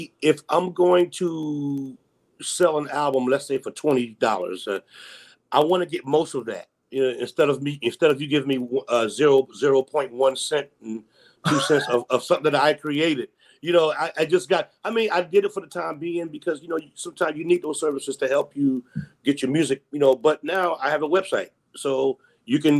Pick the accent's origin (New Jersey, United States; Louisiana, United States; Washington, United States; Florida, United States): New Jersey, United States; Newark; I'm from Newark, New Jersey originally.